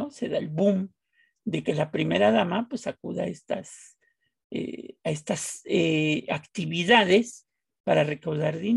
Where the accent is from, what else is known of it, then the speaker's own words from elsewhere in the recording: Mexico; Bueno, ese en mi pueblo se llama Chayote Power